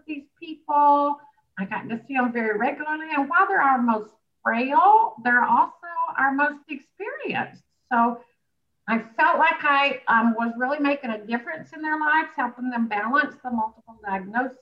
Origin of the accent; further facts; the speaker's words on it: Birmingham, Alabama, United States; as you can tell by my accent, I'm from Alabama originally, Birmingham